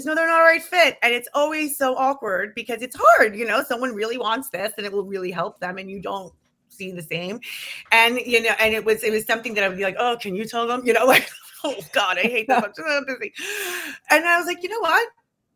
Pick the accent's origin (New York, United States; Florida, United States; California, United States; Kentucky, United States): New York, United States; New York City; I come from Queens, New York